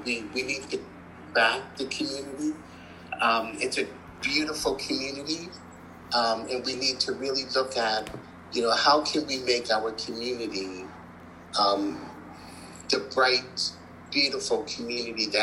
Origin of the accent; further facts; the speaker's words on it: North Preston, Nova Scotia, Canada; I'm from North Preston